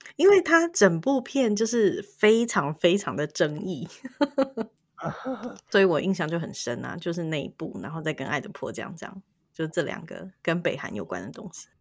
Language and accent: Chinese; Taiwan; 对我们台湾人来说